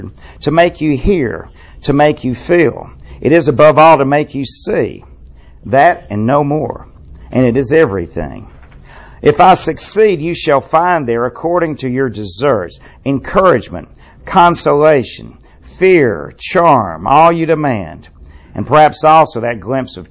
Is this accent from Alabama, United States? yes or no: yes; Birmingham, Alabama, United States; my school, he went to BU at Birmingham University School